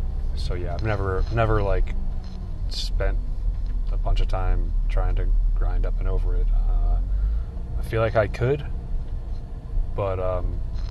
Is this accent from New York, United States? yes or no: no; New Jersey, United States; We're both from New Jersey, or both went to high school in New Jersey